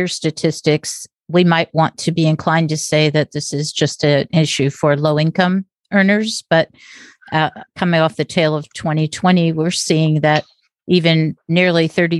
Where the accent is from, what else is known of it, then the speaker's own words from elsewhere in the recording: Las Vegas, Nevada, United States; I grew up in Las Vegas